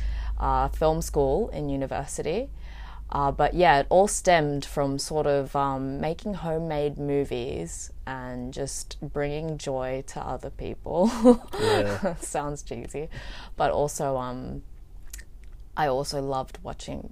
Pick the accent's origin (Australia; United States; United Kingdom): Australia; moved away as an adult; now in Vietnam; I wasn't like born here. I was born in Australia